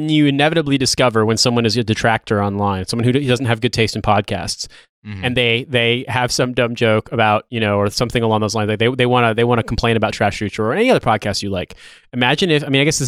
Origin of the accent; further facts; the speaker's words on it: United States; I'm from America